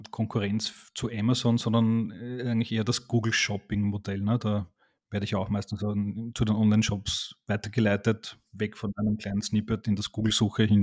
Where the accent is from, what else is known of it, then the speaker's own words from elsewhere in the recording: Austria; als Österreicher bin ich natürlich Team Red Bull Cola